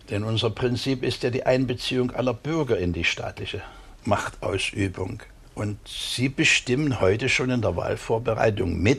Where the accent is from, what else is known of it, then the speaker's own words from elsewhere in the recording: Munich, Bavaria, Germany; Sag mal so die direkte Art, ja, die man eben auch als Münchner nicht ganz so gewohnt ist.